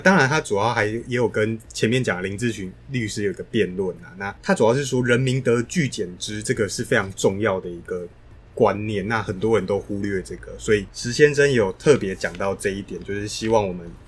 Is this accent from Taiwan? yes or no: yes; Taiwan; 我们台湾这边